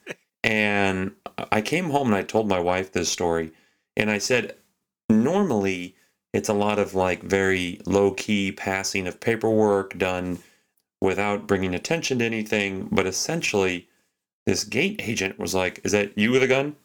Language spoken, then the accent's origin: English; Texas, United States; now in Anchorage, United States; I grew up in Texas